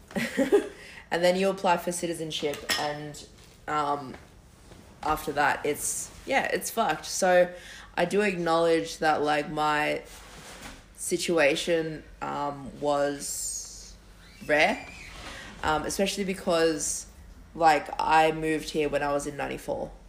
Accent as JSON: {"language": "English", "town": "Campbelltown", "region": "New South Wales", "country": "Australia", "said": "we're from Campbelltown"}